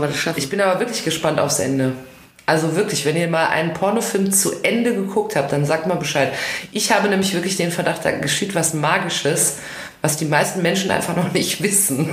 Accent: Ruhr area, North Rhine-Westphalia, Germany; meiner, meiner Heimat, dem Ruhrgebiet

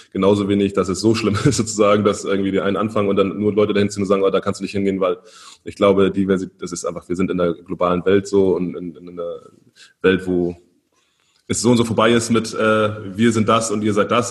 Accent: Germany; wir als Deutsche

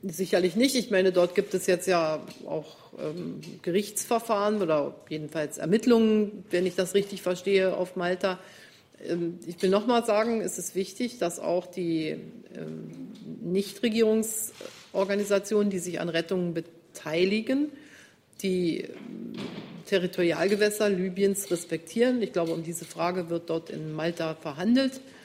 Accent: Germany; wir als Deutsche

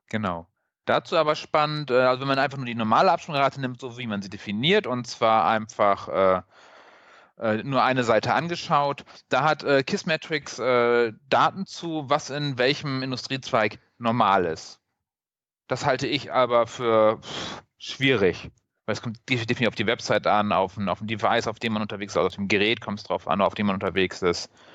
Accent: Northern Germany, Germany; now in Cologne, Germany; ich als Norddeutscher

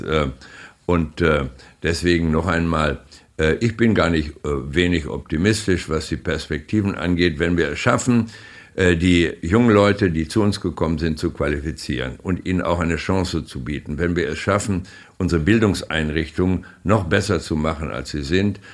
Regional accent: Germany; als Deutsche

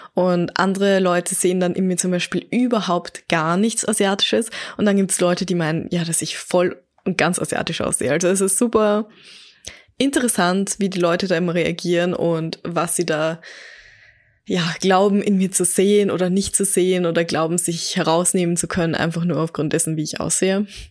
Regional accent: Baden, Lower Austria, Austria; also born or lived in Vienna; geboren in Wien, aufgewachsen in Baden in Niederösterreich, aber mein ganzes Leben lang war ich schon in Österreich.

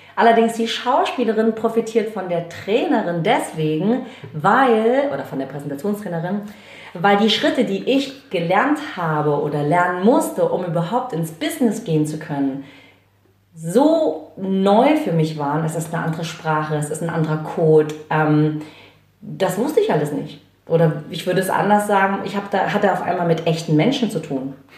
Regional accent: Chemnitz, Saxony, Germany; moved away; also born or lived in Hamburg; ich bin in Karl-Marx-Stadt geboren

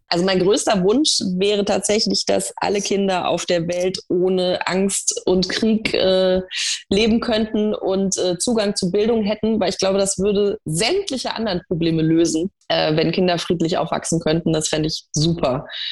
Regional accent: Munich, Bavaria, Germany; Ich bin in München geboren

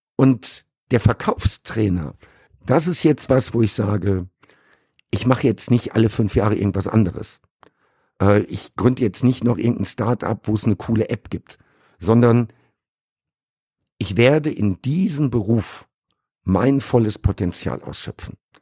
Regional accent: Sauerland, North Rhine-Westphalia, Germany; moved away as an adult; also born or lived in Caribbean; now in Dubai, United Arab Emirates; ich bin im Sauerland groß geworden

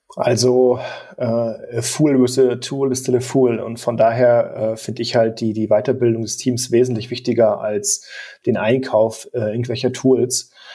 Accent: Germany

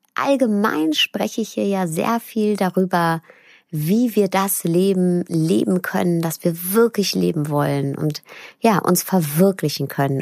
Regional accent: Ruhr area, North Rhine-Westphalia, Germany; Sie ist wie ich ein Kind des Ruhrpots

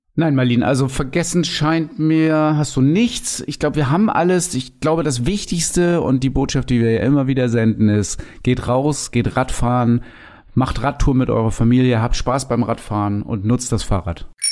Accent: Lower Saxony, Germany; also born or lived in Cuxhaven; Bei uns in Niedersachsen

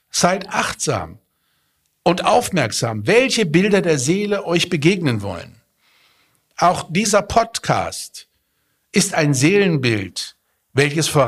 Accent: Petersberg, Hesse, Germany; Und ich sag, ich komme aus Fulda. Ach, ich komme auch aus Fulda. Ja, wo denn da? Ich sag, Petersberg.

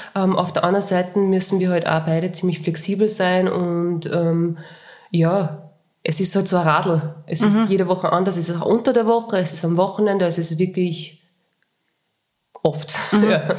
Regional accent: Linz, Upper Austria, Austria; ich komme aus Linz

